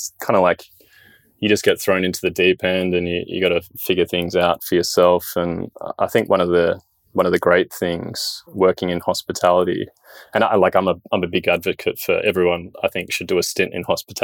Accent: Sydney, New South Wales, Australia; Born and raised in Sydney

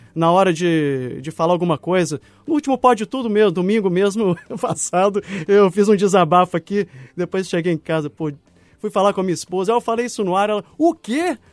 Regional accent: Minas Gerais, Brazil; como bom mineiro

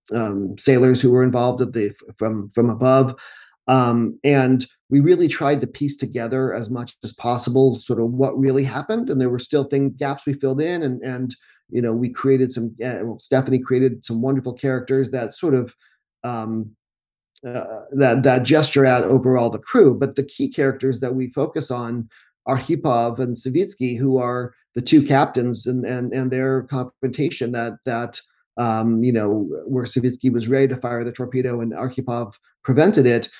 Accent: United States; we're English speakers a, and Americans

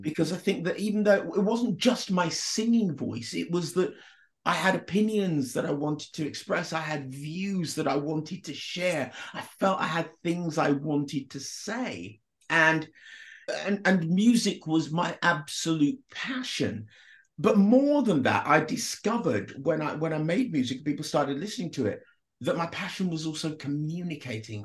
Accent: United Kingdom; also born or lived in Jamaica; I arrived in Britain when I was three from Jamaica

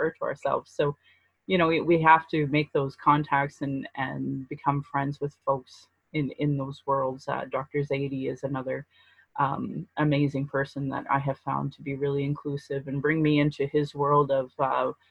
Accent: Calgary, Alberta, Canada; I was raised in Alberta.

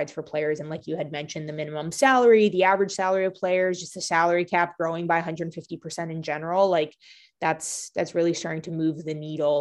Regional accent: Canada; now in Boston, United States; I grew up in Canada and the only sport on TV is hockey.

